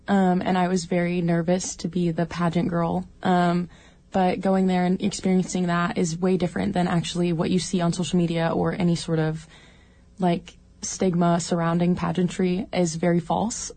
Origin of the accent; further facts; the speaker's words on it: Juneau, Alaska, United States; I was born and raised in Juneau and haven't left ever.